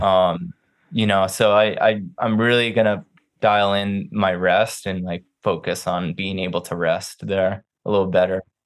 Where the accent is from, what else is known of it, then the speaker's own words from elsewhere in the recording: New Mexico, United States; moved away as an adult; being back in New Mexico, I grew up here.